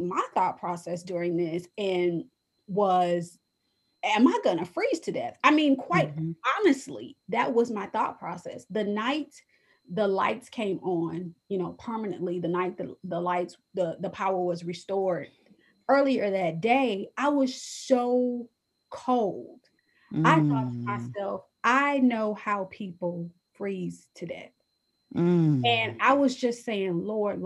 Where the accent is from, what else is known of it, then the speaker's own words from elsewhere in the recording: Detroit, Michigan, United States; moved away; I grew up in Detroit from fourth grade to senior in high school, graduating from high school